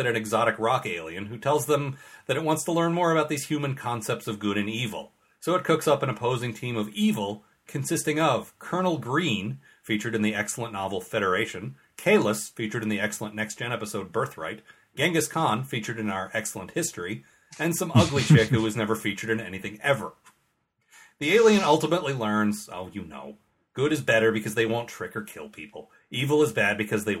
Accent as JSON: {"language": "English", "country": "United States", "said": "as an American"}